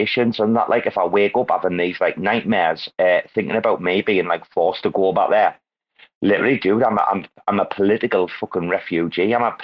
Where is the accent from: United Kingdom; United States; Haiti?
United Kingdom; now in Thailand; I'm not American. I do live in Thailand. I am British